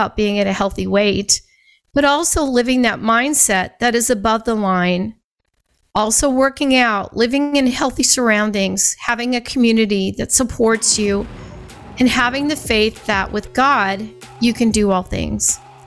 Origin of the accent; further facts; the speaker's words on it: Scottsbluff, Nebraska, United States; I grew up in Scottsbluff, Nebraska